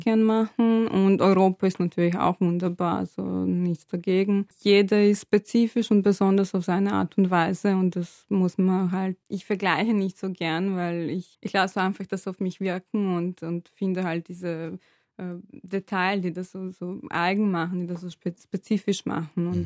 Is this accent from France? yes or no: no; Serbia; moved away as an adult; now in Vienna, Austria; ich komme aus Serbien, bin dort aufgewachsen und bin mit 19, ja, glaube ich, mit 19 nach Wien gezogen, um zu studieren